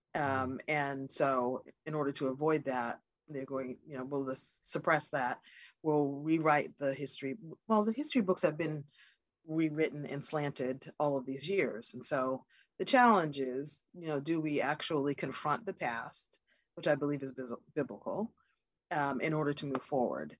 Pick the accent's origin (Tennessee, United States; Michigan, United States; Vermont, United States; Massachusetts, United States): Massachusetts, United States; I'm in Massachusetts right now